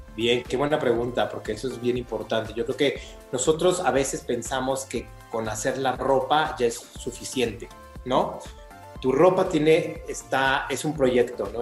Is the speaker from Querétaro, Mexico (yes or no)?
yes; Querétaro, Mexico; Yo soy de Querétaro y vivo en Querétaro